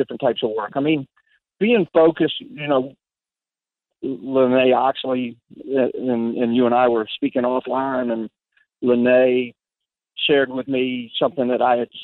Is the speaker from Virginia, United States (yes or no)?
yes; Lynchburg, Virginia, United States; now in Richmond, United States; Lynchburg, Virginia, which just happened to be my hometown